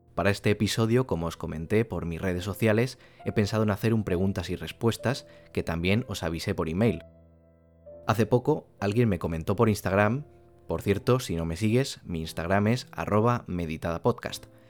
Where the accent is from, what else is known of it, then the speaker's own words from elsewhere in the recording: Castellón de la Plana, Valencian Community, Spain; Soy de una ciudad al ladito de Valencia que se llama Castellón de la Plana